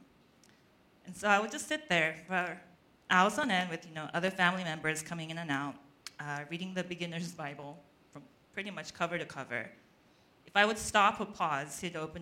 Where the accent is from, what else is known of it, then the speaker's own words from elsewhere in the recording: Australia; moved away; my cousin's home where I grew up in Australia